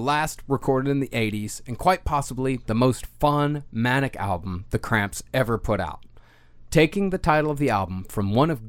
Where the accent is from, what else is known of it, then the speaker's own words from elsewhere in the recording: Texas, United States; growing up in Texas in the 80s.